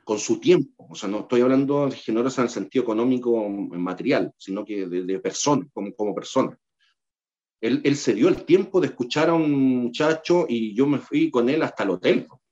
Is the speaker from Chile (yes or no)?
yes; Concepción, Biobío, Chile; yo, soy penquista, yo soy de Concepción